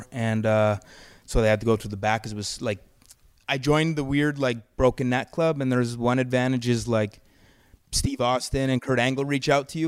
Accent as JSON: {"language": "English", "town": "Calgary", "region": "Alberta", "country": "Canada", "moved": "yes", "said": "I'm from Calgary"}